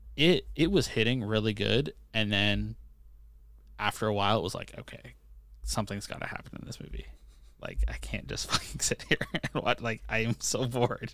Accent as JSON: {"language": "English", "country": "Canada", "said": "I'm Canadian"}